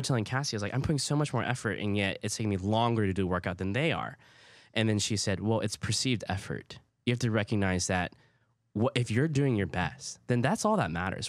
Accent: Hawaii, United States; first language Hawaiian Pidgin; English is a second language; moved away; also born or lived in Oklahoma; growing up in Hawaii

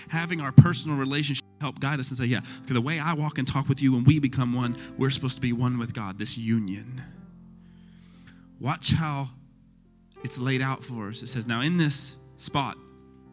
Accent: Texas, United States; we're Texan

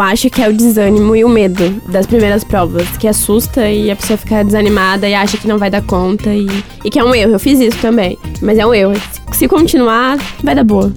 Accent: São João Batista, Santa Catarina, Brazil; now in Joinville, Brazil; Eu não sou de Joinville, eu sou de São João Batista

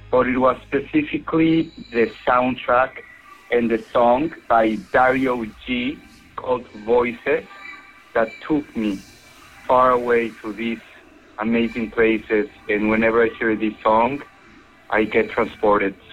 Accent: Mexico; now in San Diego, United States; I'm calling from San Diego, California, and originally I'm from Mexico. It's also calling on behalf of all your Mexican fans.

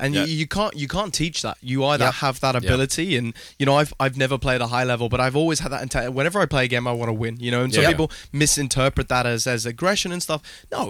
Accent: England, United Kingdom; now in United States; growing up in England

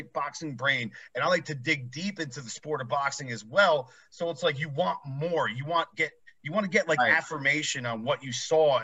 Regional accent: New Jersey, United States; moved away; I'm originally from New Jersey

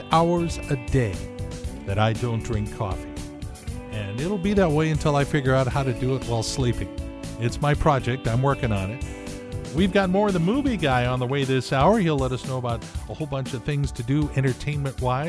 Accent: Southern California, United States; when I was growing up in Southern California

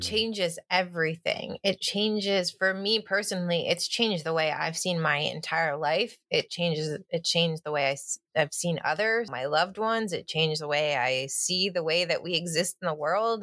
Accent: Finger Lakes, New York, United States; moved away as an adult; now in suburbs of New York City, United States; I grew up in the Finger Lakes of New York State

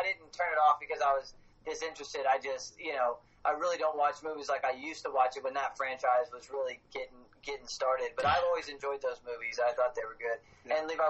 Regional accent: Dallas, Texas, United States; also born or lived in Fort Worth, Texas; I lived in Fort Worth for a while, dude. Love that. Yeah. Love Fort Worth, really. Born in Dallas, too, I was.

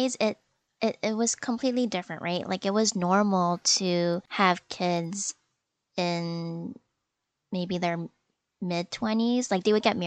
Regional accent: Canada; I am Chinese Canadian. I mean, I guess more specifically, I guess Malaysian, because my parents are from Malaysia

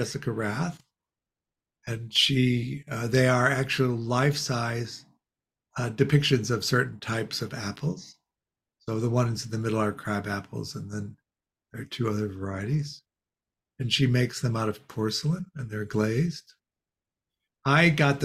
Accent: Chicago, Illinois, United States; We grew up in Chicago

